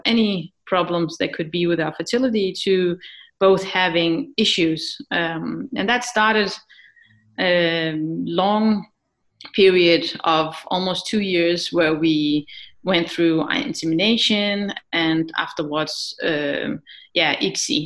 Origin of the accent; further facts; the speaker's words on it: Iraq; I am from Iraq